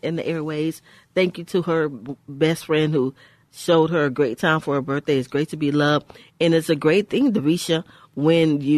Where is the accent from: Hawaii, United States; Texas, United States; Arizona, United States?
Texas, United States; Houston; we're two girls from the Houston's Fifth Ward